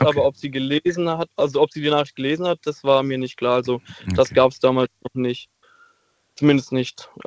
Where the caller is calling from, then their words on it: Heidelberg, Baden-Württemberg, Germany; Ähm, ich komme aus Heidelberg tatsächlich.